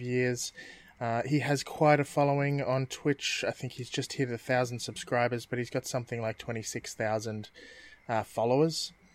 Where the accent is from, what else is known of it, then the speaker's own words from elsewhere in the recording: Australia; we're Australian